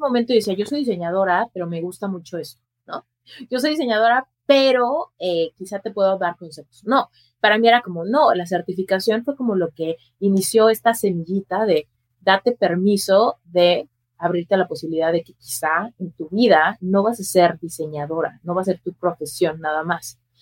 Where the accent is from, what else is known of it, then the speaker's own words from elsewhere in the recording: Mexico City, Mexico; moved away as an adult; now in Las Vegas, United States; yo soy mexicana, nací en la Ciudad de México y ahí crecí